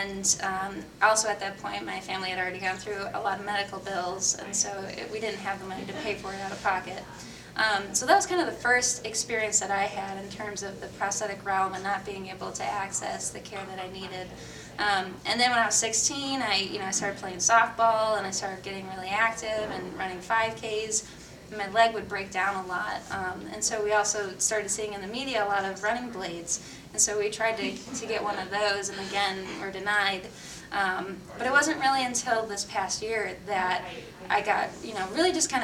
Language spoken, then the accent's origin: English; Michigan, United States; I grew up in Michigan and, you know, the Great Lakes up there.